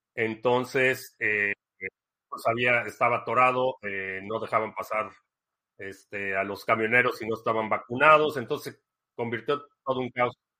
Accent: Mexico City, Mexico; also born or lived in Dallas, United States; now in United States; Crecí en la Ciudad de México, pero vivo ya aquí

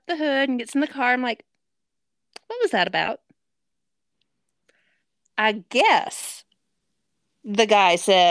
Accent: Nevada, United States; moved away; Okay, yeah, I grew up in Nevada.

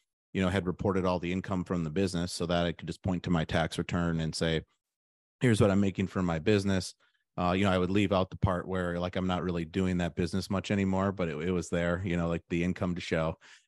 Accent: Milwaukee, Wisconsin, United States; I'm from the Milwaukee area. So then I went to UW-Madison for college.

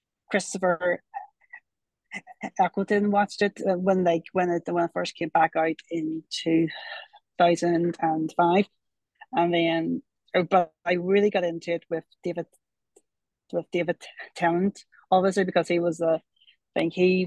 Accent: Ireland; I'm from Ireland, and I like Doctor Who, so I do.

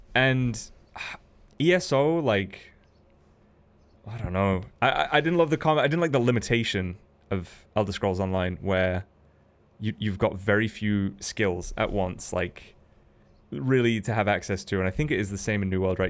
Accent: United Kingdom; Not because I'm a British man

